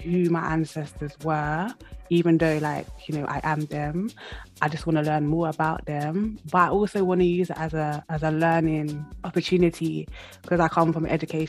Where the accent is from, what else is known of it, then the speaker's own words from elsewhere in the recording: London, United Kingdom; moved away as an adult; now in Wales, United Kingdom; being now physically in Wales, because I'm from London originally